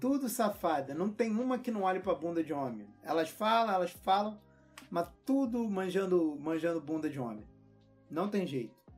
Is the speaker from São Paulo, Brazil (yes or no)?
no; Rio de Janeiro, Brazil; eu sou carioca